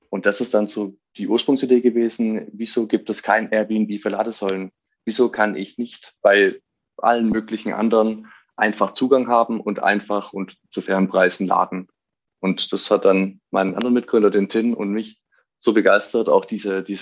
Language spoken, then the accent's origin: German; Stuttgart, Baden-Württemberg, Germany; Ich bin als Stuttgarter selbst bei einem großen Automobilhersteller hier gewesen